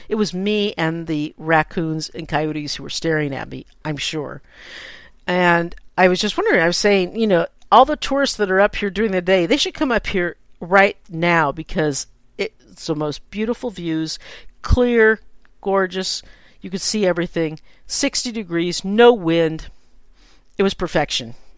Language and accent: English; San Francisco, California, United States; I'm a native San Franciscan, and I grew up in the Bay Area